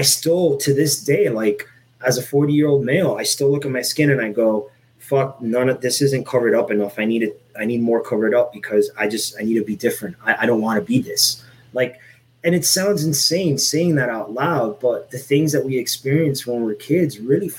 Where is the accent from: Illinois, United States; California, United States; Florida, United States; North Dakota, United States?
Florida, United States; Miami; also born or lived in Puerto Rico; I grew up in Miami, Florida